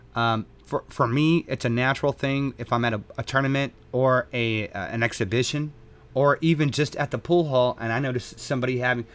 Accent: Texas, United States; born and raised in Texas

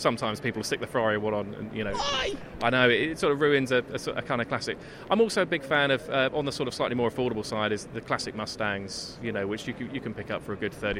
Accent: Essex, East of England, United Kingdom; I grew up in Essex

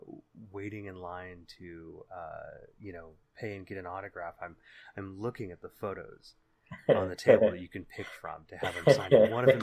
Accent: Bay Area, California, United States; with me, as he is every month when we wander back through those hazy halls of our memories growing up in the Bay Area in the 80s and the 90s

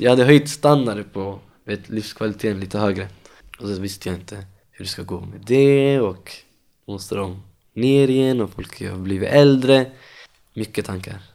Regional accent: Stockholm, Stockholm County, Sweden; Jag är uppvuxen i Tensta, bott där i 24 år, hela livet.

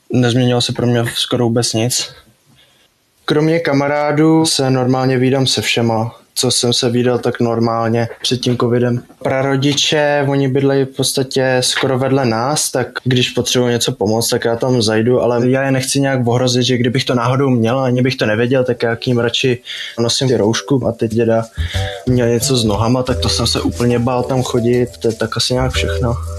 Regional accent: Osek, Czechia; jsem z Oseka

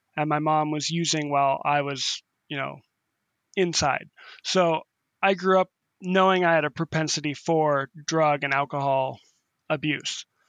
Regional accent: North Bend, Washington, United States; now in Waterville, United States; I grew up in North Bend, Washington, which is, which was a small farming town, uh, just outside of Seattle

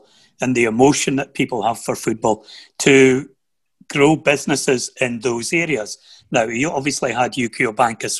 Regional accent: Aberdeenshire, Scotland, United Kingdom; also born or lived in Huntly; I'm born in Huntley. I grew up in Aberdeenshire

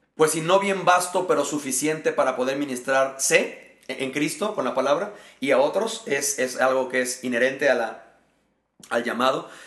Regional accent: Mexico; also born or lived in Querétaro, Mexico; soy eh, mexicano y actualmente sirvo a Dios pastoreando la iglesia Horizonte Querétaro aquí en la ciudad de Querétaro, México

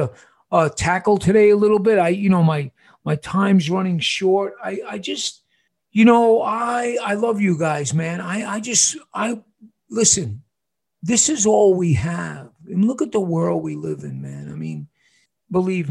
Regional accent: New York, United States; now in Casa Grande, United States; I'm from New York.

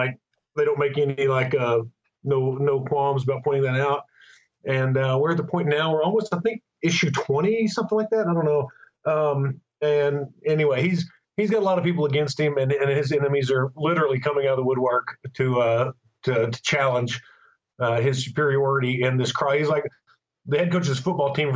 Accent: Conway, Arkansas, United States; I grew up in Conway, Arkansas.

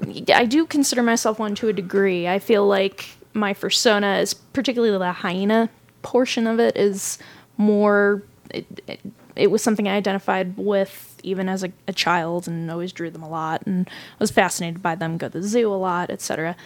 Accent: California, United States; there weren't a lot of other kids growing up where I grew up in California.

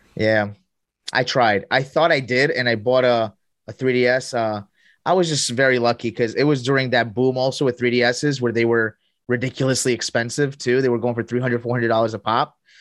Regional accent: Colombia; moved away; also born or lived in here (unspecified, likely US); I grew up half of my life here, and my other half, I grew up in Colombia

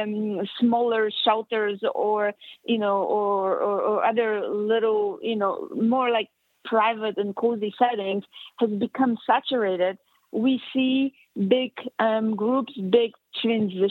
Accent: Poland; now in United States; born and raised in Poland

